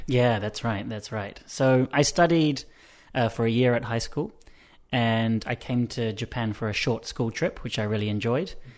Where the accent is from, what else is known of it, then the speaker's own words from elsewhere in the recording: Wellington, New Zealand; I'm from New Zealand, and I was born in Wellington, which is the capital city.